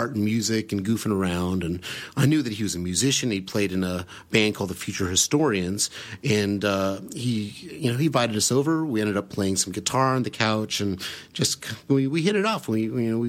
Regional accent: Sacramento, California, United States; I grew up in Sacramento

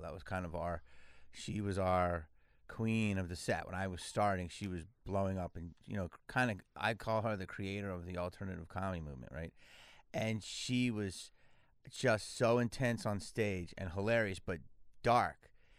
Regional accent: Philadelphia, Pennsylvania, United States; now in Los Angeles, United States; No, I'm from Philly.

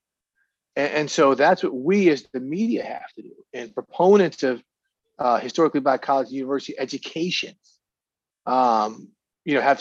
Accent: Missouri, United States; I grew up in Missouri.

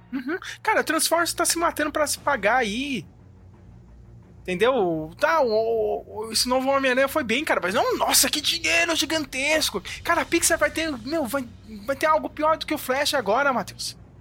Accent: Brazil; a gente é brasileiro

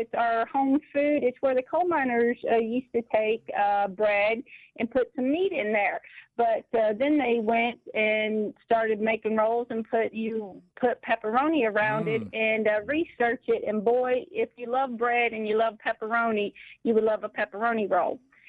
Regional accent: West Virginia, United States; now in Fort Payne, United States; I grew up in West Virginia

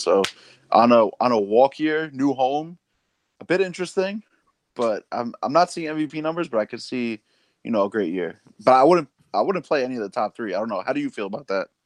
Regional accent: New York City, New York, United States; we're both from Queens

